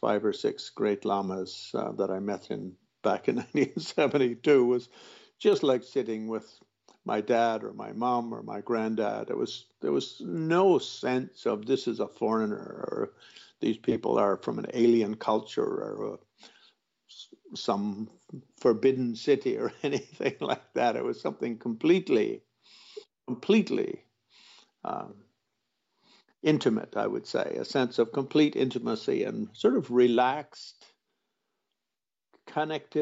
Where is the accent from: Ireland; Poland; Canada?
Canada; Quebec; moved away; also born or lived in Dharamsala / Toronto; I grew up in Quebec, so I did speak some French